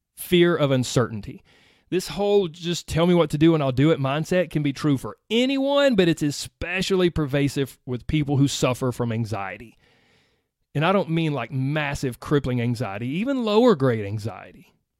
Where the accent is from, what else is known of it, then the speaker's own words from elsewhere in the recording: the South, United States; I grew up in the South, in case you can't tell. I don't feel like I have a strong accent